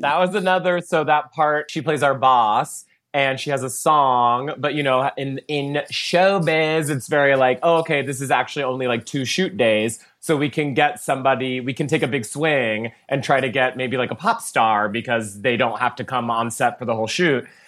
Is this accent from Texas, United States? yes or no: yes; Texas, United States; moved away; You were not allowed to scream that in Texas in third grade.